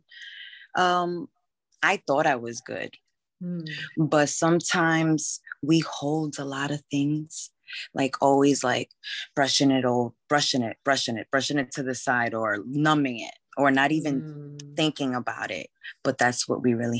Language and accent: English; Bay Shore, New York, United States; also born or lived in Flushing, Queens, New York; I grew up in Long Island in Bayshore.